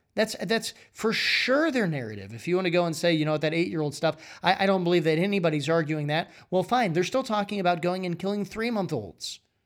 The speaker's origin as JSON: {"language": "English", "region": "Iowa", "country": "United States", "said": "I'm from Iowa."}